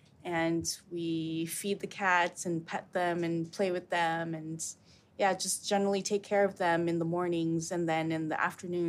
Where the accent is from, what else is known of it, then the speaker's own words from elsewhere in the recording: California, United States; now in Amsterdam, Netherlands; I originally came here from California.